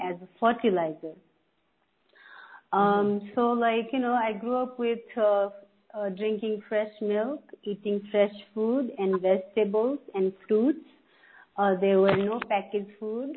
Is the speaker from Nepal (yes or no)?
yes; Terai, Nepal; now in United States; When I was a child, I grew up in Tarai. So in Tarai is the flatland area of Nepal